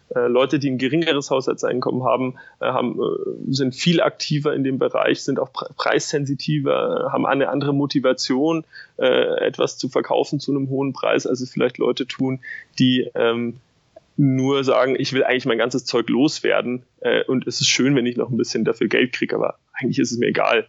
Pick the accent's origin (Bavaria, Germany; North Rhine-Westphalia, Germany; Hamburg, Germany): Bavaria, Germany; Munich; Ich komme aus München, äh, habe dort äh, studiert